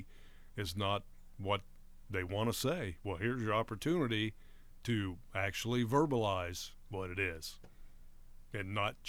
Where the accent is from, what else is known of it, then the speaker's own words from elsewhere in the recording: Athens, Ohio, United States; I was from Athens, I played